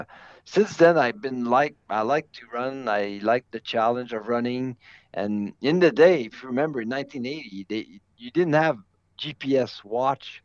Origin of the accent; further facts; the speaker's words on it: Canada; As a Canadian, I have an advantage of knowing what it's like to run on snow